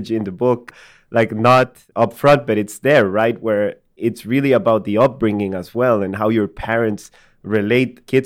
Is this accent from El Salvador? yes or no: yes; El Salvador; so I'm from Latin America. I grew up in El Salvador.